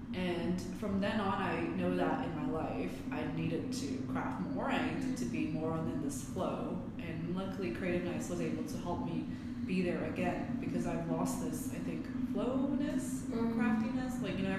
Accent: Vancouver, British Columbia, Canada; also born or lived in Hong Kong; now in Hamburg, Germany; I'm from Vancouver, Canada. I was born in Hong Kong, and I moved when I was 12 to Vancouver. And around 5 years ago, I moved here to Hamburg, where I'm sitting with you right now, in Germany

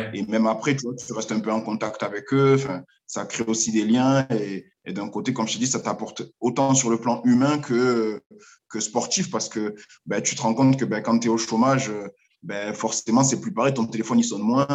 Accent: Marseille, Provence-Alpes-Côte d'Azur, France; moved away as an adult; je suis de Marseille à la base

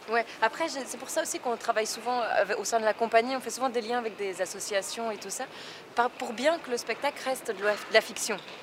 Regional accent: Tournai, Wallonia, Belgium; ma ville natale.

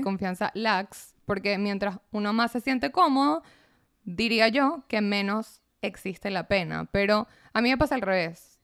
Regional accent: Caracas, Capital District, Venezuela; also born or lived in United States / Sint Maarten; nací en Caracas, sí, nací en Caracas, pero viví en Estados Unidos un año, viví en San Martín un año

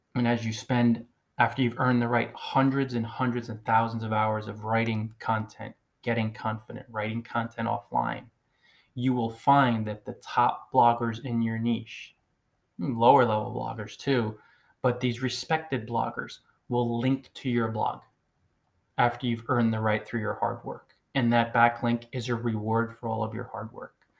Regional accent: New Jersey, United States; first language English; someone like myself who was born in the United States, and English is my native language. I started learning it when I was a little baby. My subconscious mind was open. 46 years ago, tiny little baby arrived in New Jersey

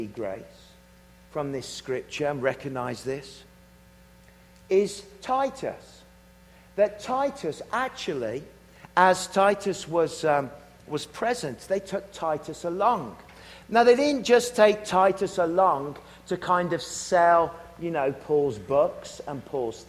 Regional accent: Worcestershire, West Midlands, United Kingdom; I'm from Worcestershire

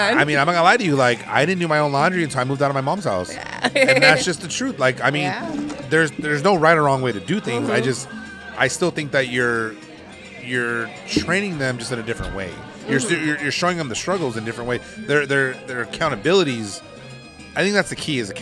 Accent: Pico Rivera, California, United States; we're just kids from Pico.

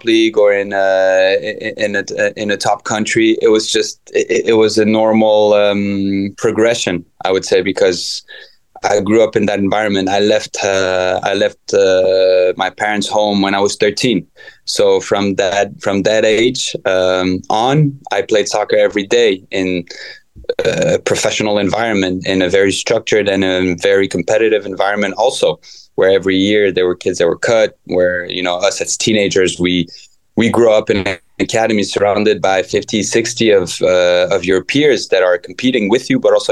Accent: Paris area, Île-de-France, France; now in Atlanta, United States; Growing up in the Paris area

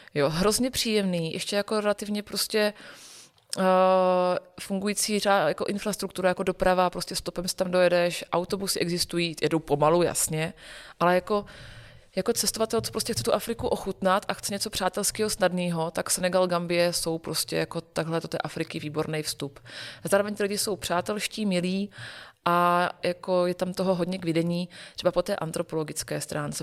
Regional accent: Olomouc, Olomouc Region, Czechia; Já jsem, původem z Olomouce a my jsme v Olomouci celý, eh, roky, co jsem vyrůstala

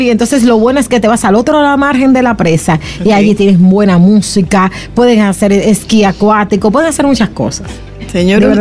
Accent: Salcedo, Hermanas Mirabal, Dominican Republic; born or raised there

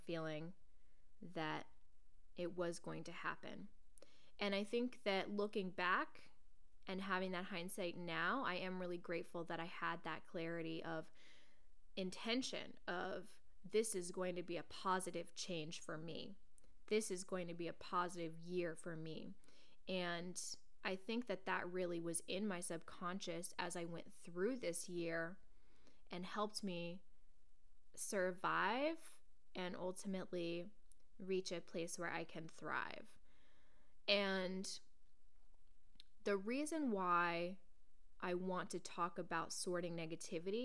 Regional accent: Portland, United States; moved away as an adult; now in New York, United States; growing up in Portland, I had many, many lifelong friends who knew me inside and out

